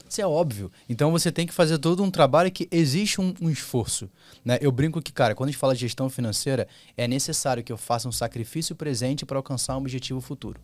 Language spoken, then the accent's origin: Portuguese; Rio de Janeiro, Brazil; eu sou carioca